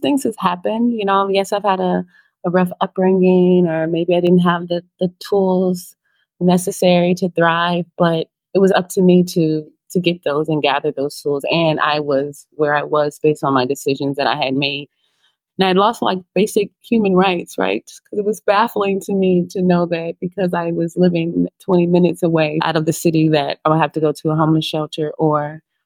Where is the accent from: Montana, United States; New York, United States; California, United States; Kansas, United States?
California, United States; Los Angeles; moved away as an adult; now in Santa Marta, Colombia; I'm from Los Angeles, California, South Central. I had a very interesting childhood